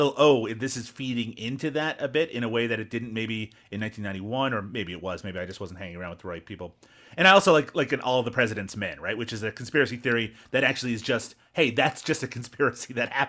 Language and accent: English; Newfoundland and Labrador, Canada; especially where I grew up in Newfoundland.